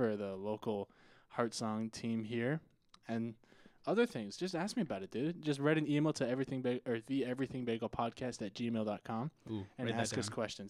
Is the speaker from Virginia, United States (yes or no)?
no; New Hampshire, United States; also born or lived in Ohio; now in Minnesota, United States; I'm born and raised in New Hampshire, but I live in Minnesota, and I'm going to school here at Cedarville University for business management.